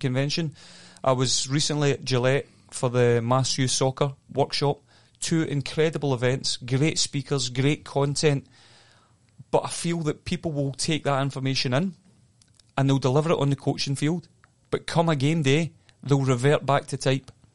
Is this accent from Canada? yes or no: no; Scotland, United Kingdom; moved away; I grew up in Scotland